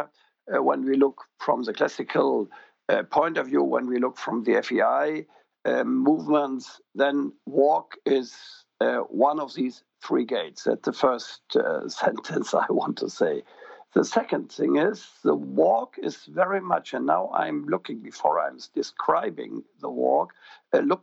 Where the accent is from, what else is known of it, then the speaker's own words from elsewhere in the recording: Germany; I'm from Germany